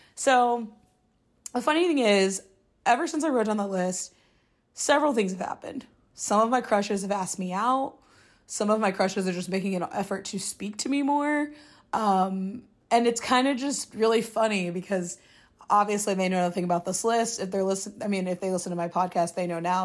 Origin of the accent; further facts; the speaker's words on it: Midwest, United States; now in New York City, United States; being single as a Midwesterner who's, like, friends from home or mostly married or engaged